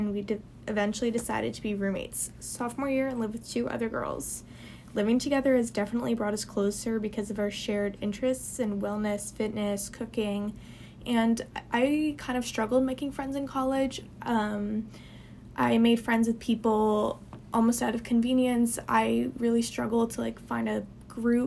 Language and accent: English; New Jersey, United States; moved away as an adult; now in New Orleans, United States; I'm from a small town in New Jersey